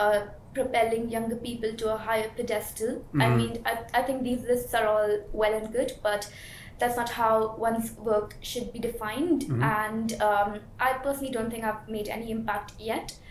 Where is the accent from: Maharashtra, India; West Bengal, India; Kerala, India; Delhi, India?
Maharashtra, India; Mumbai; moved away; I was born and brought up in Mumbai, and I did my bachelor's in Mumbai as well